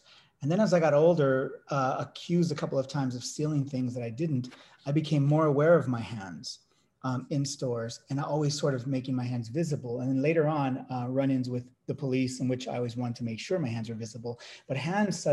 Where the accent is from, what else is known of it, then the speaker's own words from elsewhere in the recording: Dinuba, California, United States; the town I grew up in Central California, the town of Dinuba